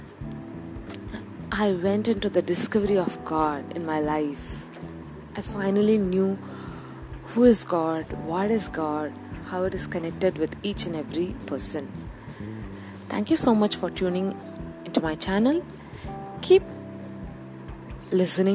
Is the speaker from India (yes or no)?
yes; South India, India; I am a girl from South India